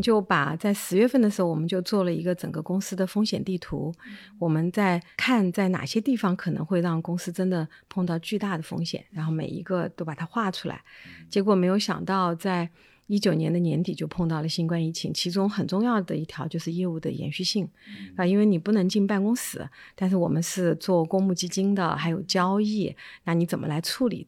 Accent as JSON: {"language": "Chinese", "town": "Chengdu", "region": "Sichuan", "country": "China", "tie": "born or raised there", "moved": "yes", "said": "我是在成都长大的"}